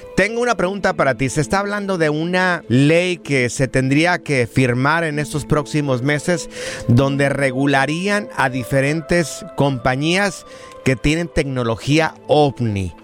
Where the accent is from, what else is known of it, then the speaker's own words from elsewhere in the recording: Jalisco, Mexico; yo soy este jalisciense